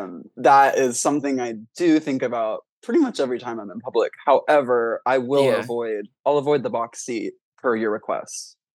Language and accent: English; Missouri, United States; also born or lived in Illinois; So I grew up in the Midwest, mainly Missouri, but we lived in Illinois for a couple of years, which is the land of Lincoln. And I was like, it was like 8 to 10.